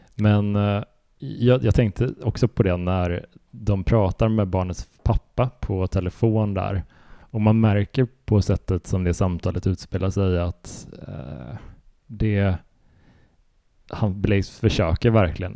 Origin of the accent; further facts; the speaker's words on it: Sweden; som svensk